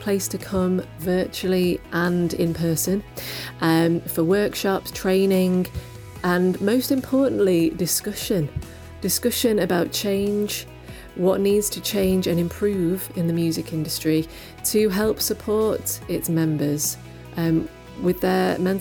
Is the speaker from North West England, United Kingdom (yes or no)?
yes; Manchester, North West England, United Kingdom; I am from Manchester